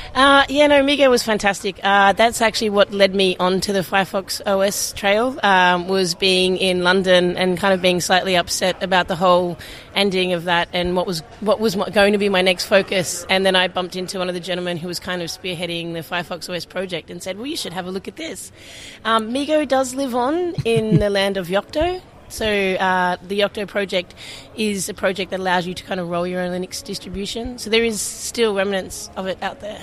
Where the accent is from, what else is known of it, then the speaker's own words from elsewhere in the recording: Sydney, New South Wales, Australia; moved away; also born or lived in Portland; I'm from Sydney, Australia